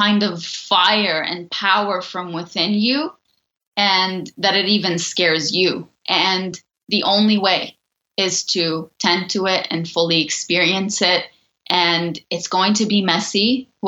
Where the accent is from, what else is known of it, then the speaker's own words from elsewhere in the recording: Lebanon; moved away; I grew up in Lebanon